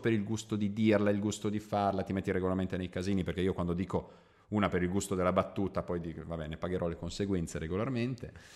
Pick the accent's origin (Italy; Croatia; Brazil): Croatia; io sono slavo, io sono croato